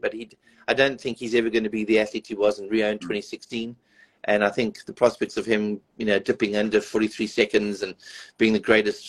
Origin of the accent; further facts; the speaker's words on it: South Africa; a South African